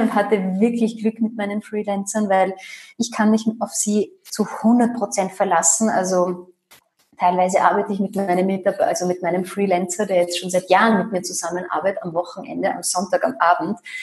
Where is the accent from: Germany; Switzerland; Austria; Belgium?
Austria; bei uns in Österreich